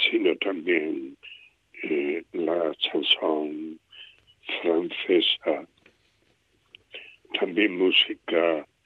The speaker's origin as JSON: {"language": "Spanish", "town": "Esparagosa de Lares", "region": "Extremadura", "country": "Spain", "tie": "born or raised there", "said": "mi pueblo se conservó muy puro el, folclore. Eh, en aquella época era un pueblo muy aislado"}